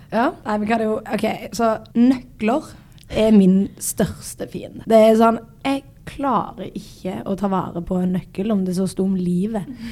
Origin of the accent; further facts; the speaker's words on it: Sandnes, Rogaland, Norway; jeg er fra Sandnes